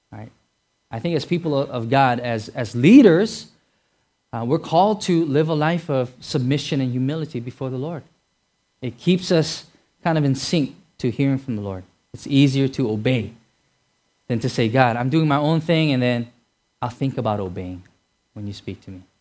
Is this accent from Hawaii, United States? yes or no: yes; Hawaii, United States; I'm sure because growing up in Hawaii, uh, going anywhere from Hawaii is really far.